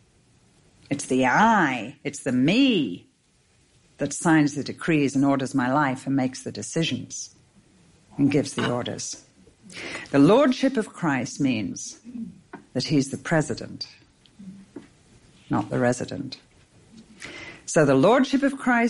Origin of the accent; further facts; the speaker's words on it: England, United Kingdom; I'm English.